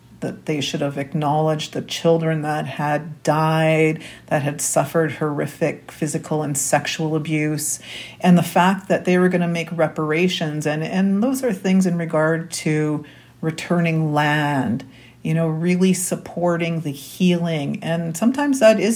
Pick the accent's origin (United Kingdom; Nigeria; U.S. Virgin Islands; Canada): Canada; Winnipeg, Manitoba; I was born and raised here in Winnipeg, Manitoba